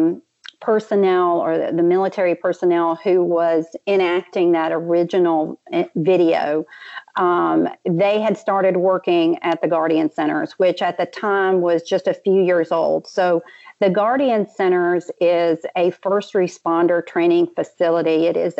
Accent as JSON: {"language": "English", "town": "New Orleans", "region": "Louisiana", "country": "United States", "said": "I'm from the New Orleans area"}